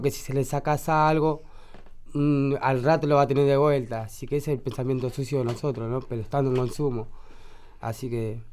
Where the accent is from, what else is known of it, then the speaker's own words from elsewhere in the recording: Buenos Aires, Argentina; yo me crié en la 71, nací ahí.